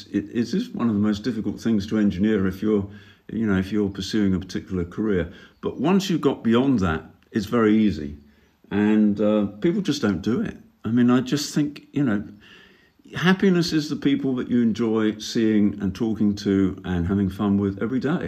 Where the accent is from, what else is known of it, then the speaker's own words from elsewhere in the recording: United Kingdom; moved away as an adult; I grew up in Britain, which is not the sunniest place in the world.